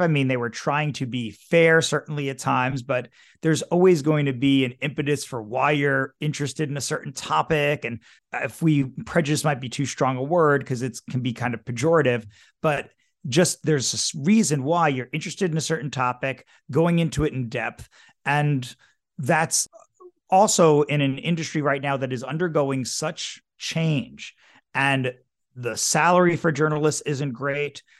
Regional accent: New York City, New York, United States; I grew up in New York City

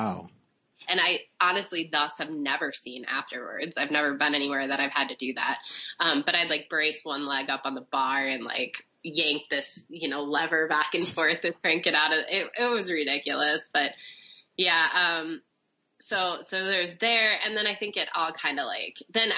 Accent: Minnesota, United States; I worked at this place in my hometown in Minnesota

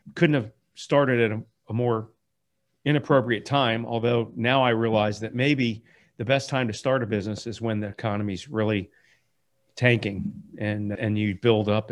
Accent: Palm Beach County, Florida, United States; also born or lived in Miami; I was actually seven years old at the time we moved to, to Palm Beach County

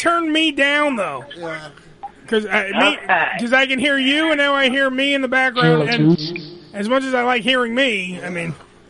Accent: New York City, New York, United States; Remember, we lived on Staten Island for most. Well, I've lived on it for my whole life.

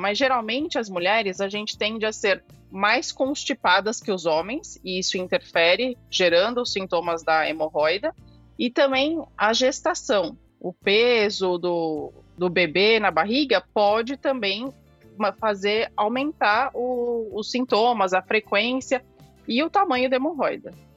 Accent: São Paulo, Brazil; Sou aqui de São Paulo, fui formada na Santa Casa de São Paulo.

